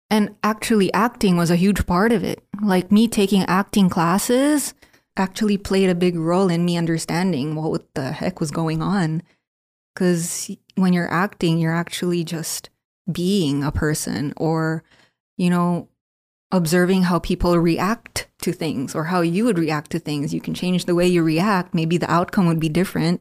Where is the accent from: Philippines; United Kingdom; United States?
Philippines; Being Filipino, born and raised in the Philippines